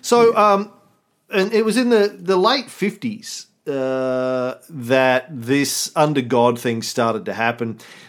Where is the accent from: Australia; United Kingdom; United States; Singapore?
United Kingdom; Scotland; my mama never gave no birth to no fool. I'm a Scotsman.